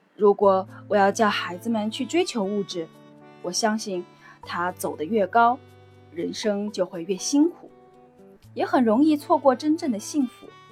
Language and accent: Chinese; Yangtze River area, China; moved away as an adult; now in Singapore; 我的家乡是在长江边上的